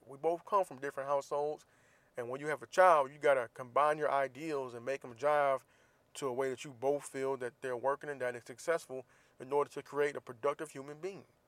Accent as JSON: {"language": "English", "town": "Jacksonville", "region": "Florida", "country": "United States", "tie": "born or raised there", "said": "Jacksonville, my hometown"}